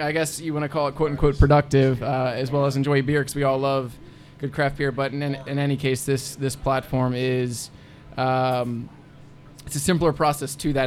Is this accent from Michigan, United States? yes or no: no; Anderson Township, Ohio, United States; I'm from Anderson Township